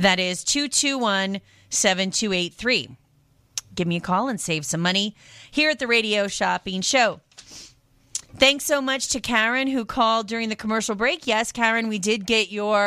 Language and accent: English; Pacific Northwest, United States; moved away; also born or lived in France; I am from the Pacific Northwest